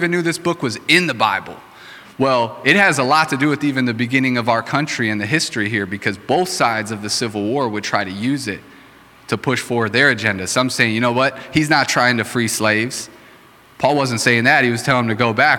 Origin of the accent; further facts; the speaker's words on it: Racine, Wisconsin, United States; I grew up in Racine